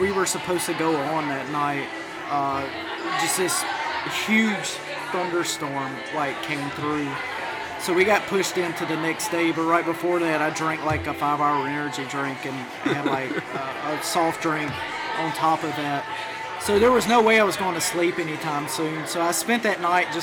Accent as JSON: {"language": "English", "town": "Lewisburg", "region": "Tennessee", "country": "United States", "tie": "born or raised there", "lives_now": "Nashville, United States", "said": "A small town called Lewisburg here in Tennessee."}